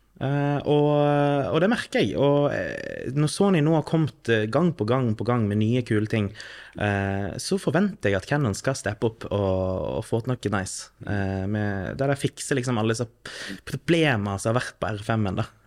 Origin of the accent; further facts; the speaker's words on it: Førde, Vestland, Norway; also born or lived in Drammen / Oslo; Jeg er født og oppvokst i Førde by i Sunnfjord i Vestland fylkeskommune